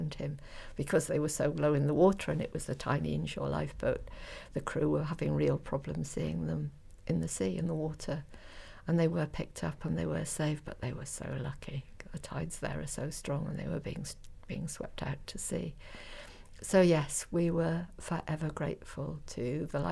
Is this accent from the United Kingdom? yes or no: yes; North Devon, South West England, United Kingdom; I grew up in North Devon